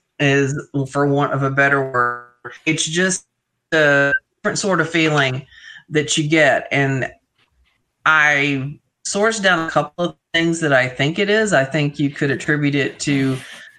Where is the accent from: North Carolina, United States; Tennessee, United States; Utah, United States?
Tennessee, United States; moved away; I grew up in Tennessee